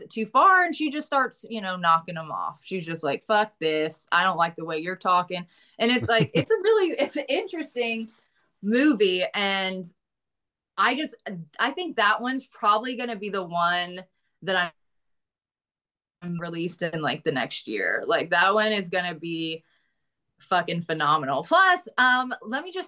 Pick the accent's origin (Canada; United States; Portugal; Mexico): United States; accent: Southern; I can do a Southern accent because I'm like from Boontucky in real life